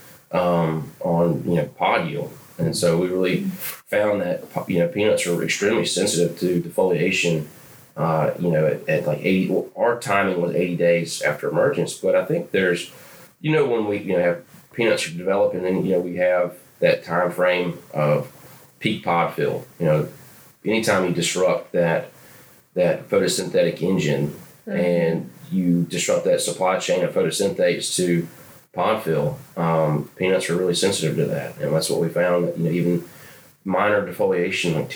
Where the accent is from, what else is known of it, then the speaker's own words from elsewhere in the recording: Augusta, Georgia, United States; I'm from Augusta, Georgia. Grew up in forestry and wildlife.